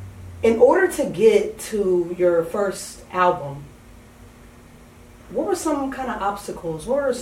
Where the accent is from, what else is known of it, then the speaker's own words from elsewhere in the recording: California, United States; moved away; I'm from California.